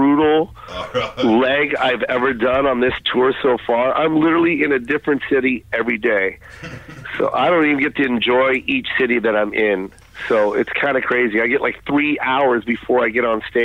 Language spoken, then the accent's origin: English; Tacoma, Washington, United States; moved away as an adult; also born or lived in Los Angeles; I was from Tacoma, Washington